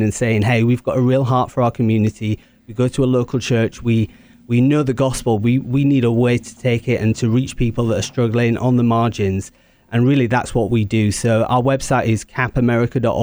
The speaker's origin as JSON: {"language": "English", "region": "England", "country": "United Kingdom", "said": "I'm English"}